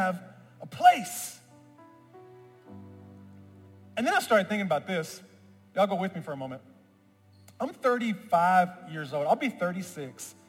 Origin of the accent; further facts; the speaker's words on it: Memphis, Tennessee, United States; I'm from Memphis, where I was born and raised